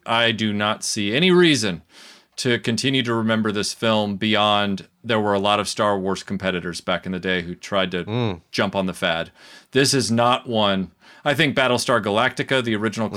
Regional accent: Nashville, Tennessee, United States; I was born in Nashville, Tennessee in the United States, which is a southern state, and I was born in 78. So I grew up in the 80s

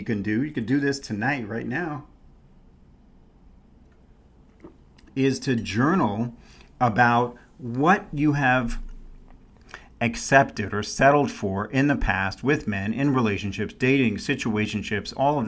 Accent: New York City, New York, United States; also born or lived in San Francisco Bay Area, California; now in Scottsdale, United States; when I was a kid, we didn't have to filter the water. Now I was in New York City

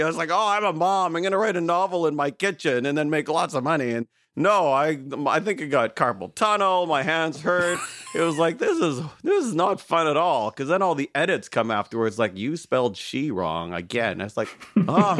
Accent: Toronto, Ontario, Canada; I'm from Canada in Toronto.

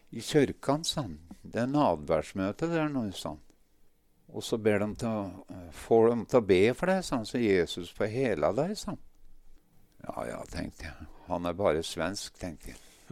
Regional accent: Ringsaker, Innlandet, Norway; also born or lived in Sortland, Nordland; Jeg er født på Sortland, men har vokst opp på Hedmarken, kan du si. Ringsaker

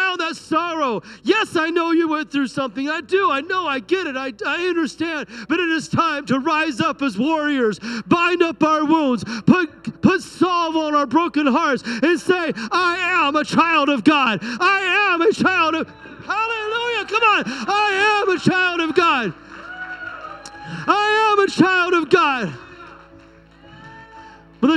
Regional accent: United States; I'm an American

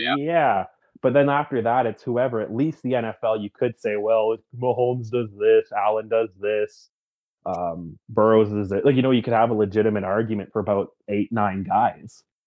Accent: Canada; me being a Canadian

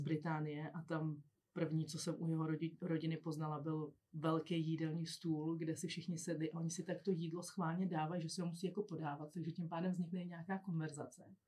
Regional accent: Czechia; my jako Češi

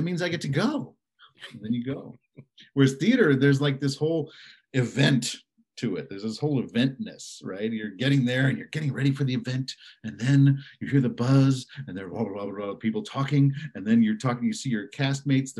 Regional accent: Evanston, Illinois, United States; moved away as an adult; also born or lived in Caracas, Venezuela / California; I did most of my growing up in the Chicago area in Evanston.

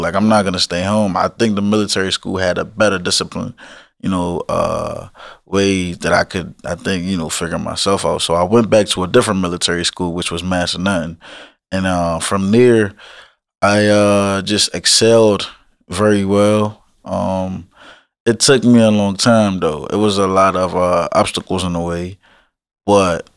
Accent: Alexandria, Virginia, United States; also born or lived in Woodbridge, Virginia; when I was growing up in Alexandria, I didn't really get in much trouble till I moved down to Woodbridge

